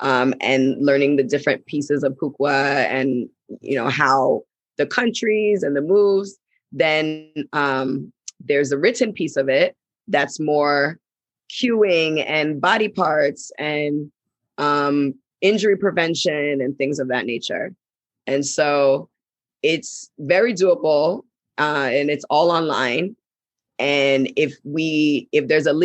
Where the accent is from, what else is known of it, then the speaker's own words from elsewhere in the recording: Ghana; also born or lived in United States; we're from Ghana. And I'm based in Ghana, but I come to US quite a bit. And we grew up, we have dual citizenship, so we're back and forth